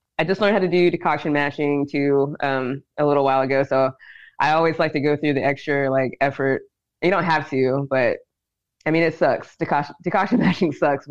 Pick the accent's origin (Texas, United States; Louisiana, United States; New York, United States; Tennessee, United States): Tennessee, United States; Dickson; moved away; also born or lived in Savannah, Georgia; I'm from Tennessee. I'm from Dixon, Tennessee.